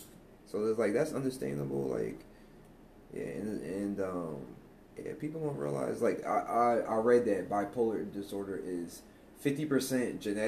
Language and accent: English; East Coast, Pennsylvania, United States; now in Texas, United States; because I'm from the East Coast